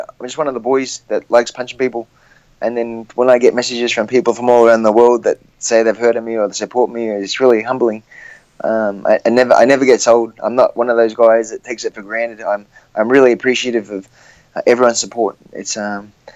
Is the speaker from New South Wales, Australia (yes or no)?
no; Gold Coast, Queensland, Australia; the Gold Coast, my hometown